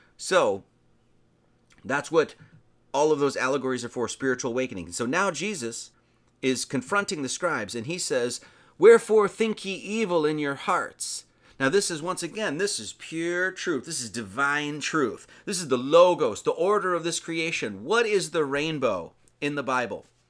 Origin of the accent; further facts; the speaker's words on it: Wisconsin, United States; I'm from Wisconsin